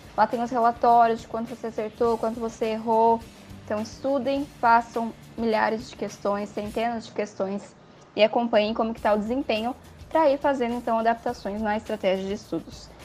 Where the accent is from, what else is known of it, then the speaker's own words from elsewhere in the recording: São Paulo, Brazil; moved away as an adult; now in Porto Alegre, Brazil; eu sou paulista, do estado de São Paulo